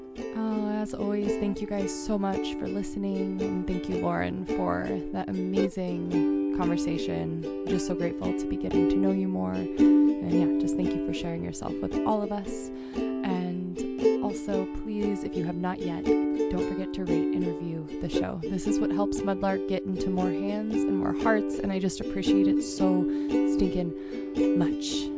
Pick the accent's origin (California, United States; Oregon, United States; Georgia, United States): Oregon, United States; Rhododendron; I grew up in Rhododendron